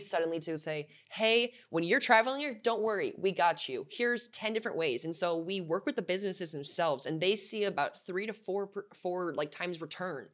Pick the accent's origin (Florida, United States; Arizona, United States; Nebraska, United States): Arizona, United States; Tucson; I grew up in Tucson